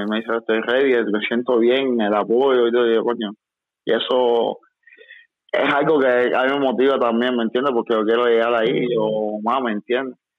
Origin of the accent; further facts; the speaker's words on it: Mexico; now in United States; No, pues es que vengo de México, ¿me entiendes?